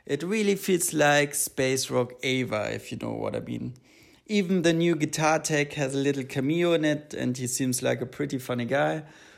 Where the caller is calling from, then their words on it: Vienna, Austria; I'm calling in from Vienna, Austria